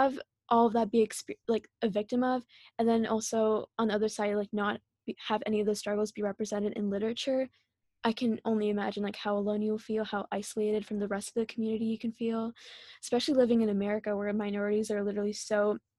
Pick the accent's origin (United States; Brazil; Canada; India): India; Or like for me being Indian, like I don't even know, but I guess spray tans, right? Like us Indian girls, like the bleaching industry is so huge